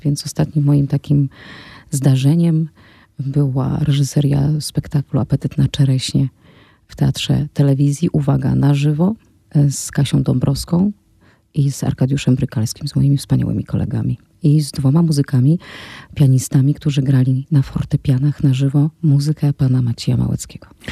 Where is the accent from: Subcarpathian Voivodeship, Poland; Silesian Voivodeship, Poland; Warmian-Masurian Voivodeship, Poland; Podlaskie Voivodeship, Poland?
Subcarpathian Voivodeship, Poland; near Rzeszów, Podkarpacie; moved away; jestem z Podkarpacia, jestem z Podrzeszowa i wychowałam się na polach